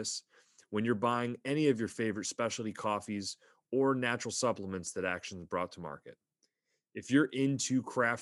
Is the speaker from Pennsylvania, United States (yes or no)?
yes; Pennsylvania, United States; I grew up in Pennsylvania, like on the New York state line, south of Buffalo